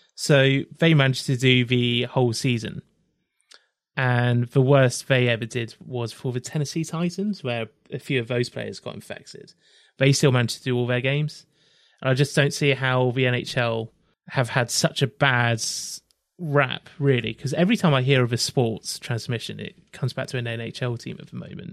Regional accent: England, United Kingdom; I am living in England. I'm from England

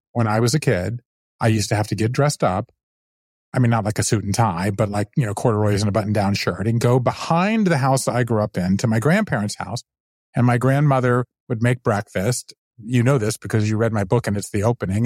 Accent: Savannah, Georgia, United States; moved away as an adult; also born or lived in New Haven / Japan; now in Brooklyn, United States; I grew up in the South, then I left there. I went to Yale

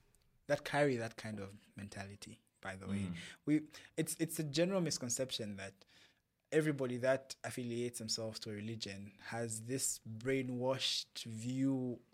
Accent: Zambia; And I'm saying this because in my home country, Zambia.

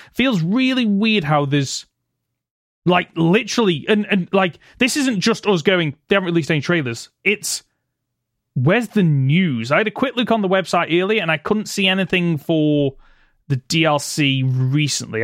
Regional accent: United Kingdom; for us being Brits

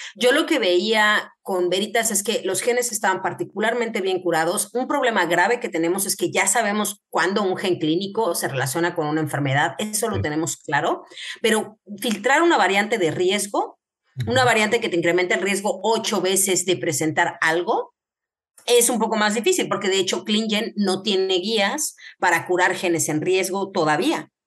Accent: Querétaro, Mexico; moved away as an adult; also born or lived in Mexico City; now in Spain; yo soy médico genetista de México, eh, soy de Querétaro

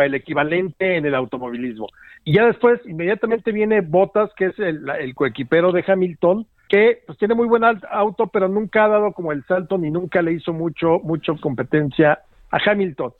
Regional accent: Mexico; como mexicanos

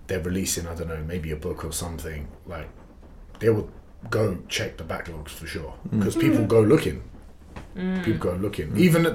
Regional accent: London, United Kingdom; Turkish passports, Kurdish background. They came in the late 80s. And then I was born in Tottenham in 1992.

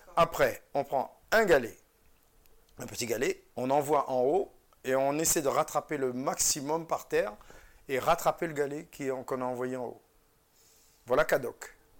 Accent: Réunion; moved away as an adult; also born or lived in Vendée; je suis français, je viens de l'île de la Réunion

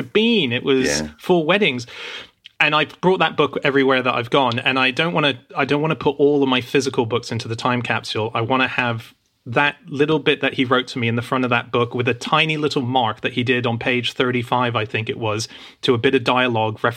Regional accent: Australia; that even existed when I was growing up in Australia.

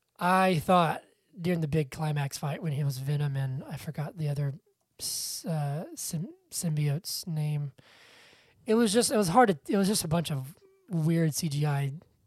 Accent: Georgia, United States; born or raised there

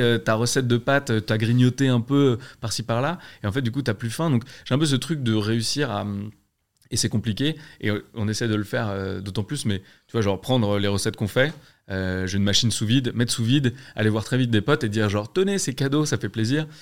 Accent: Alsace, Grand Est, France; je suis alsacien

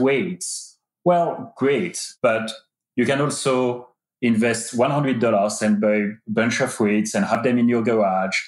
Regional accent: France; moved away as an adult; also born or lived in United Kingdom; now in United States; I was born in France and I've been living in the United States for 13 years

